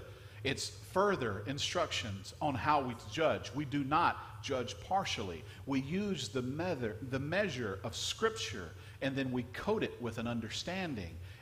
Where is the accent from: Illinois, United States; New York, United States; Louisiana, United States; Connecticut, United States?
Louisiana, United States; now in Florida, United States; I grew up in a small town in Louisiana.